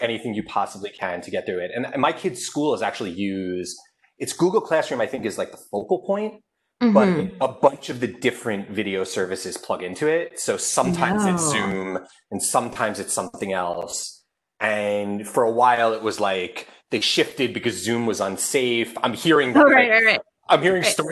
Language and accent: English; New York suburbs, United States; I am one of those suburban New Yorkers who pretends to be from New York